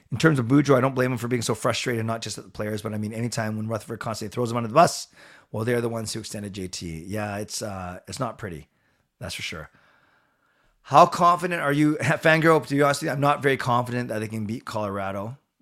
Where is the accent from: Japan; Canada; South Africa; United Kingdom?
Canada; I'm from Canada and I'm Canadian.